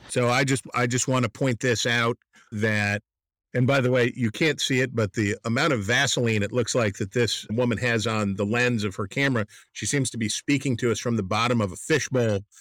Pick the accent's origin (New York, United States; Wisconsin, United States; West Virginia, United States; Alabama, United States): West Virginia, United States; Wheeling; my hometown of Wheeling, West Virginia